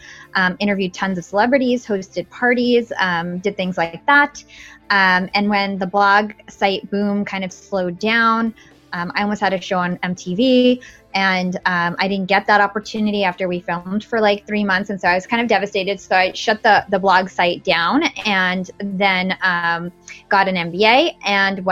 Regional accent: Watchung, New Jersey, United States; I grew up in New Jersey

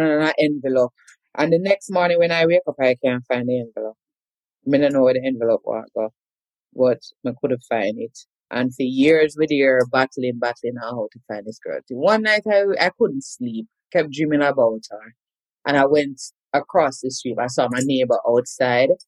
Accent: Kingston, Jamaica; moved away as an adult; now in United States; So I'm a Kingston girl. I'm originally from Duhaney Park, Kingston 20, right under the clock, born at Whitfield Nursing Home

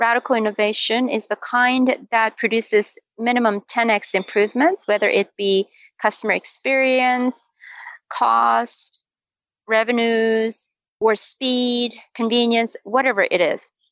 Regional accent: South Korea; moved away as an adult; now in Utah, United States; I live in Utah, and I was born and raised in Korea. So I came here to go to school in college as a college student.

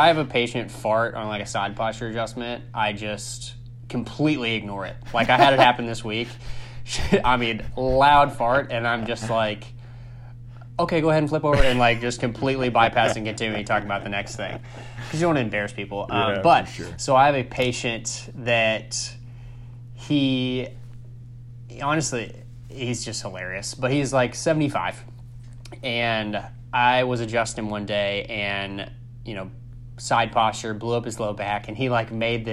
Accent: Southern Indiana, United States; now in Indianapolis, United States; I'm not from Indianapolis, I'm from Southern Indiana

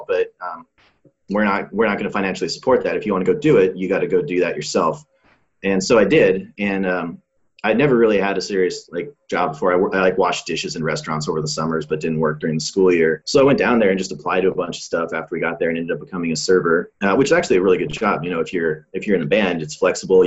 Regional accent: Bozeman, Montana, United States; I grew up in Bozeman, Montana, which is not a tiny town, but it's pretty small.

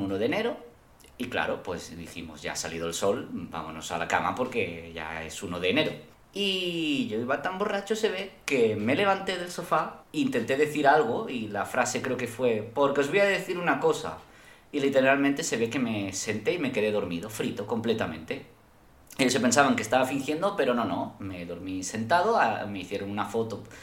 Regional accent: Spain; Yo como español

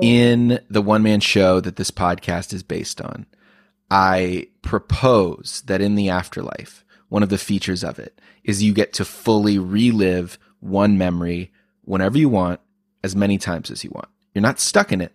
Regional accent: Oklahoma, United States; I grew up as a kid, a little kid in Oklahoma

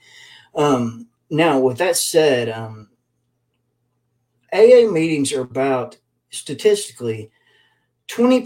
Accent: Lexington, Kentucky, United States; also born or lived in Hazard, Kentucky; I'm from Lexington, Kentucky, and back in, well, I'm originally from Hazard, Kentucky, but grew up in school and everything else in Lexington.

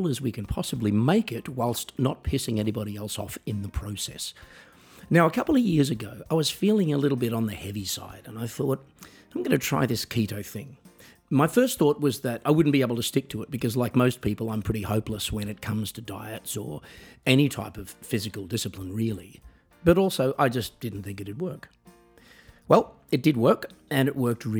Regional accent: Australia; moved away as an adult; now in Germany; I'm from Australia. I'm a musician. I live in Germany.

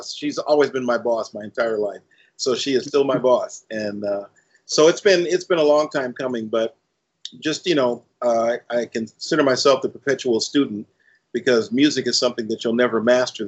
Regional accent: Los Angeles, California, United States; born and raised in South Central

